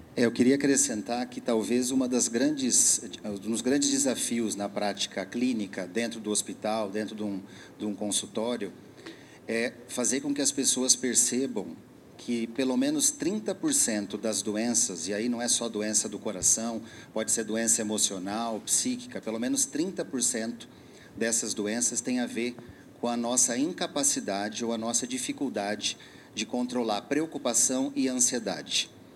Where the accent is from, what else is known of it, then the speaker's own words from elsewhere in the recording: São Paulo, Brazil; eu sou aqui de São Paulo, sou médico.